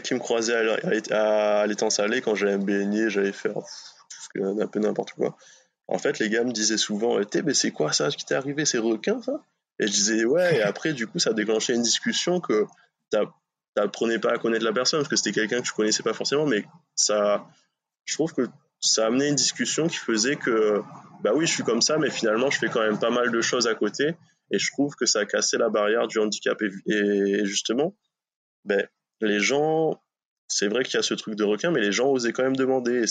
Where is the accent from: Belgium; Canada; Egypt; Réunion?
Réunion; moved away as an adult; also born or lived in Bordeaux / Brittany; now in France; je suis originaire de La Réunion. J'ai vécu là-bas, je suis né là-bas